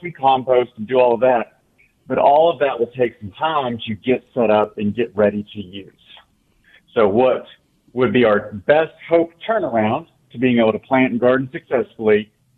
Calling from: Amarillo, Texas, United States

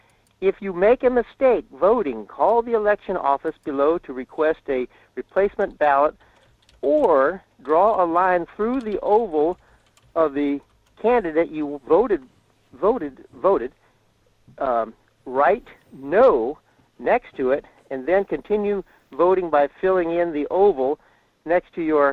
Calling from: Fairbanks, Alaska, United States; in Fairbanks.

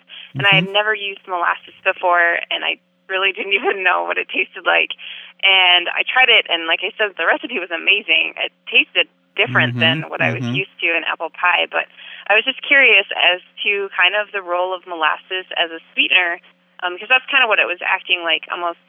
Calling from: South Dakota, United States; also born or lived in Vermont; I'm calling from South Dakota.

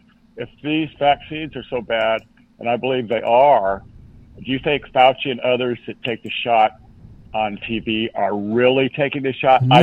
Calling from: San Diego, California, United States; in San Diego, California.

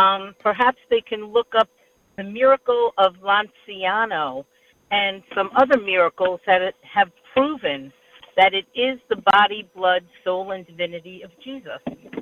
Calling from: Jersey Shore, New Jersey, United States; I'm calling from the Jersey Shore.

